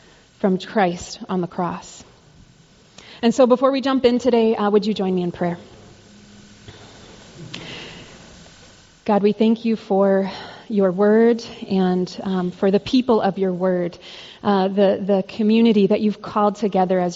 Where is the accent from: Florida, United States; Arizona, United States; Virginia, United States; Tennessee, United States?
Arizona, United States; I grew up in Arizona